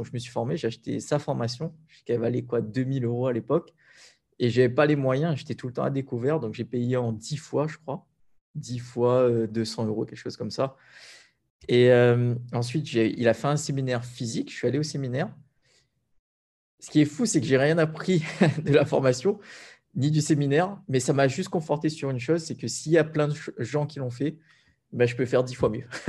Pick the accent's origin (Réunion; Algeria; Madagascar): Réunion; Sainte-Anne; moi j'ai grandi principalement à Sainte-Anne